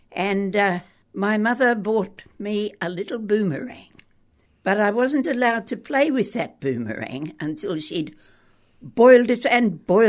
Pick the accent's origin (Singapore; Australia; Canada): Australia; Perth, Western Australia; born there; also born or lived in Adelaide; No, I was born in Perth.